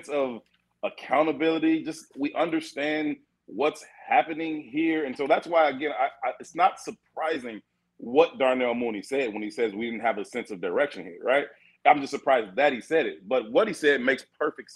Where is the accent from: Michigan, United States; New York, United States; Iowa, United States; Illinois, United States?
Illinois, United States; Chicago; I'm born and raised in the South Side